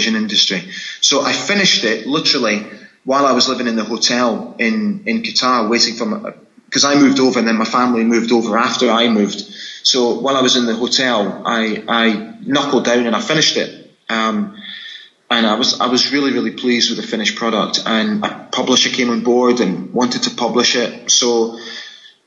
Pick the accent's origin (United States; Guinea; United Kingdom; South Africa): United Kingdom; Scotland; accent: Scottish; my Scottish accent